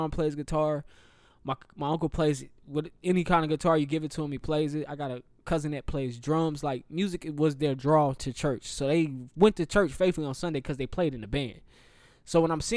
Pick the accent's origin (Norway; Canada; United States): United States; the South; me being a Southerner